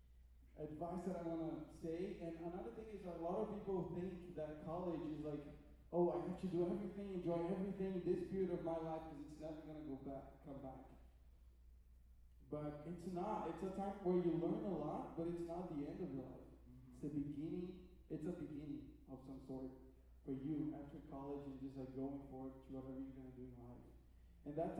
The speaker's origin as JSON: {"language": "English", "country": "Brazil", "moved": "yes", "said": "I'm from Brazil originally"}